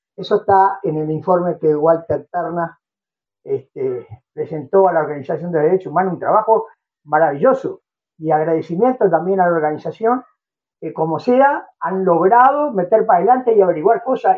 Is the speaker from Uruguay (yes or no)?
yes; Uruguay; los uruguayos, siendo un país chiquito como este, nos teníamos que ir de este país